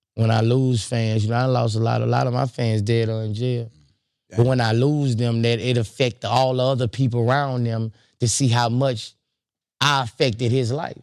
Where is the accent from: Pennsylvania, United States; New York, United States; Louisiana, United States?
Louisiana, United States; Baton Rouge; I'm from Baton Rouge